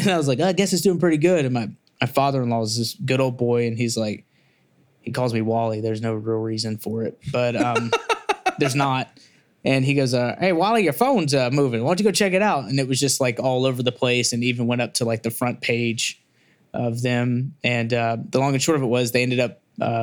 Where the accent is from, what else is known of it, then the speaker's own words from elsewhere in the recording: Memphis, Tennessee, United States; now in Nashville, United States; I come from Memphis, so I come from a family of let's just call them hustlers